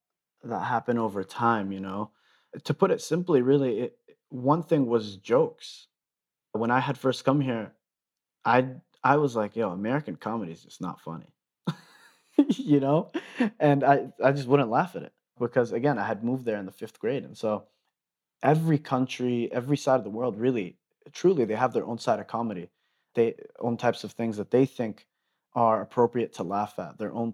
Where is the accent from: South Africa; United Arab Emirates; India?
United Arab Emirates; Dubai; also born or lived in Denver, United States; I was born in Denver, Colorado. I lived there until probably I was in the fourth grade, moved to Dubai, the United Arab Emirates. And so I was there until I graduated high school.